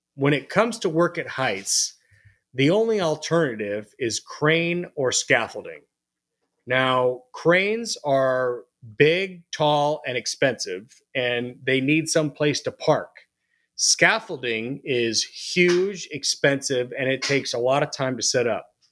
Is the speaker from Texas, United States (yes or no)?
no; Phoenix, Arizona, United States; moved away as an adult; also born or lived in Missouri / Colorado Springs, Colorado; now in Denver, United States; I was born and raised in Phoenix, Arizona